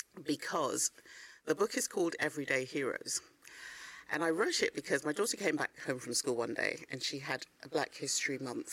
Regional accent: Ghana; I felt guilty because I knew that I'm from Ghana and my country needed the skills

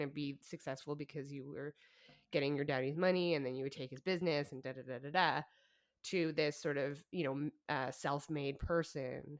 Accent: Alberta, Canada; we're from Alberta

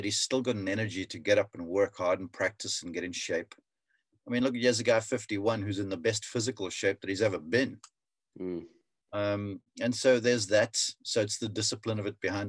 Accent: South Africa; as a young kid growing up in South Africa

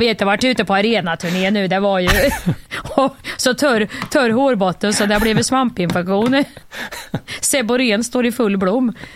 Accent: Värmland, Sweden; moved away; jag är en riktig jävla Värmlandsjänta från början

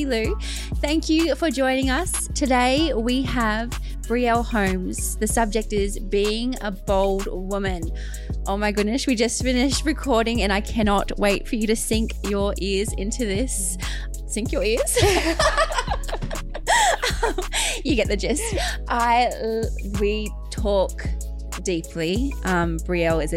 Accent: Logan, Queensland, Australia

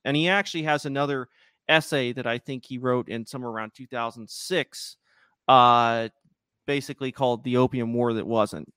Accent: United States; I'm the American

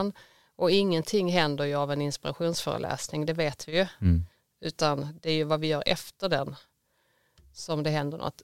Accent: Skåne, Sweden; now in Gothenburg, Sweden; jag är mycket en skåning med ett klappande Göteborgshjärta. Jag har bott här i många år nu

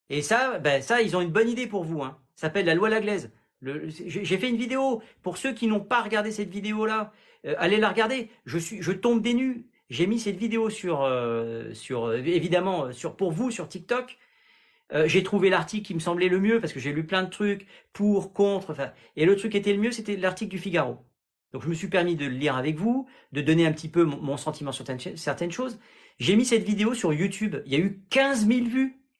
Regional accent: Grand Est, France; Moi, je viens d'Alsace

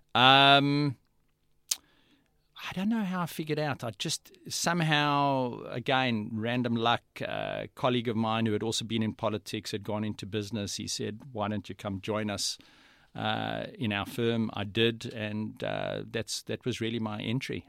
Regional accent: South Africa; moved away as an adult; now in Australia; I was brought up in South Africa

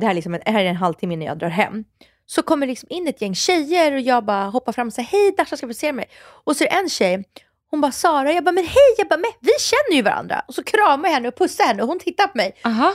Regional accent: Stockholm, Stockholm County, Sweden; Farsta där jag är uppvuxen

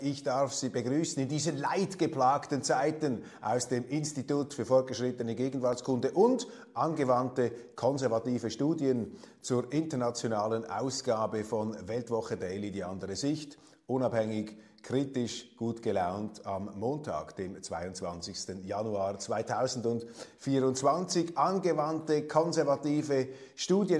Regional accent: Switzerland; als Schweizer

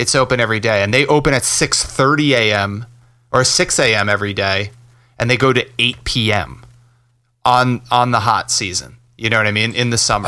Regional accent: River Edge, New Jersey, United States; I grew up in River Edge, North Jersey

